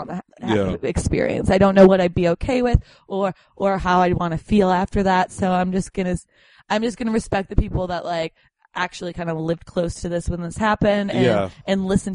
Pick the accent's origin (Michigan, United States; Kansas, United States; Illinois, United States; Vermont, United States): Illinois, United States; Arlington Heights; I grew up in Arlington Heights